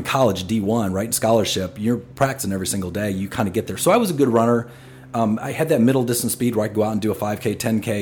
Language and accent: English; Wisconsin, United States; also born or lived in Kansas; I grew up in Wisconsin